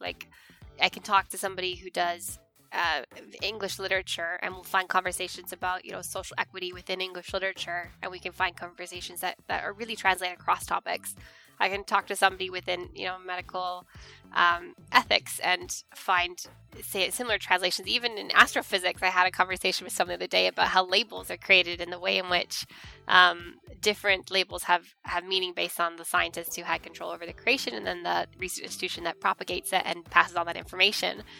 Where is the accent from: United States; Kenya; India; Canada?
Canada; moved away; I am from Canada, as you can tell from my accent